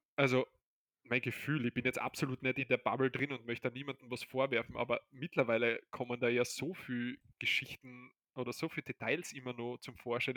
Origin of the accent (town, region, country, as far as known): Austria